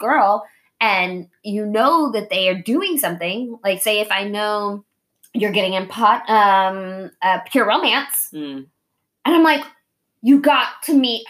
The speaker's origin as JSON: {"language": "English", "country": "Japan", "tie": "born or raised there", "said": "but I'm also Japanese and I grew up in Japan, right?"}